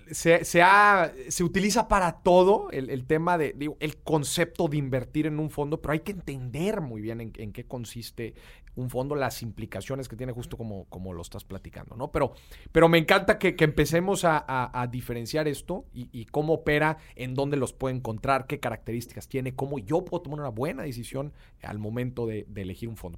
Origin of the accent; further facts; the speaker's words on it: Monterrey, Nuevo León, Mexico; accent: regio; Poncho y yo somos de Monterrey. Este, y pues somos acá bien regios. Yo creo que yo tengo más acento que el buen Poncho